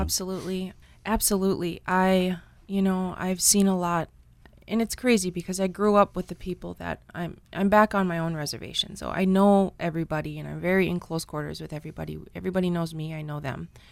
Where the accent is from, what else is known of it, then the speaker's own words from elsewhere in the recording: Red Cliff, Wisconsin, United States; I grew up in Red Cliff, Wisconsin